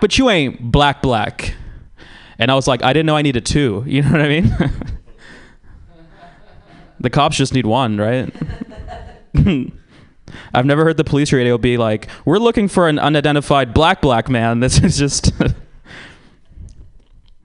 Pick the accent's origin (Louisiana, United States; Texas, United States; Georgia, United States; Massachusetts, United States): Georgia, United States; now in San Francisco, United States; I'm from Georgia, which is a shitty place